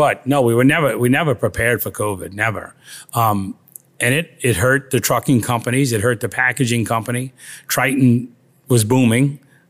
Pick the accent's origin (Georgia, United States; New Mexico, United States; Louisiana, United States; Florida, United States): Louisiana, United States; New Orleans; Born and raised in New Orleans.